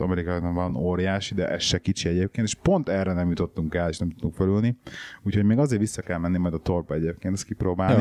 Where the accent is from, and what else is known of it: Hungary; moved away